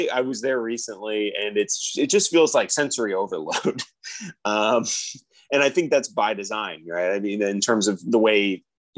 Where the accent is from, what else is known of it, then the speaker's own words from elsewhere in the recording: Las Vegas, Nevada, United States; I'm from Las Vegas, Nevada